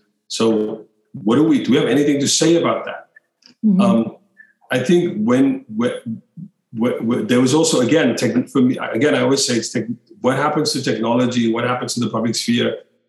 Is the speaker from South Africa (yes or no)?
yes; Cape Town, Western Cape, South Africa; moved away; I'm from Cape Town. I didn't grow up in the West.